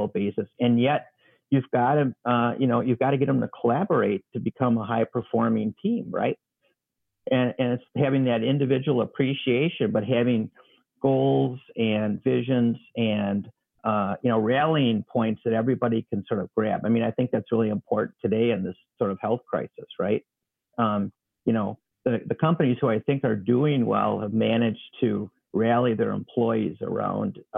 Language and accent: English; Wisconsin, United States; growing up in Wisconsin